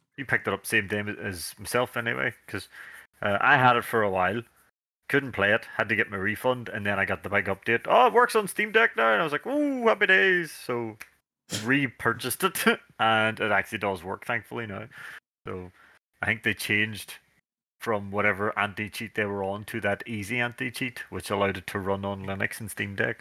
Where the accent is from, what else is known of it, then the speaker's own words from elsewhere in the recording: Northern Ireland, United Kingdom; we're dudes from Northern Ireland